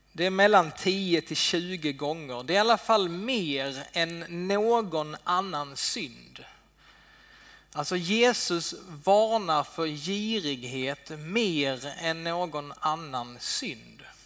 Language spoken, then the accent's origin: Swedish; Sweden; vi svenskar